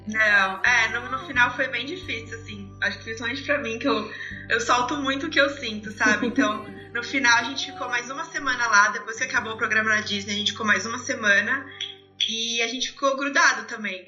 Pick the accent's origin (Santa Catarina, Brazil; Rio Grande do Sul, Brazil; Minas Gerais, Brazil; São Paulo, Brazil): São Paulo, Brazil; eu sou de São Paulo